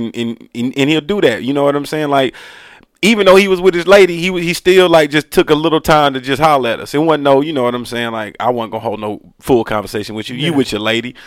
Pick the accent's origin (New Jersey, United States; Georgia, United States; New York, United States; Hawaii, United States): Georgia, United States; Decatur; I'm from Decatur, Georgia